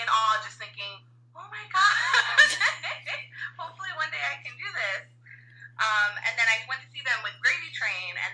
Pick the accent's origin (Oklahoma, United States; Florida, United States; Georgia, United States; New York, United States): New York, United States; Long Island; I grew up in Long Island.